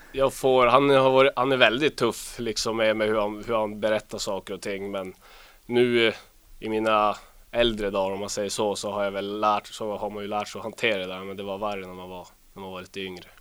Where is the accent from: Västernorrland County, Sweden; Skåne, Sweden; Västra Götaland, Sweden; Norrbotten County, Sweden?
Norrbotten County, Sweden; Luleå; also born or lived in Boden; Jag eh, är uppvuxen i Luleå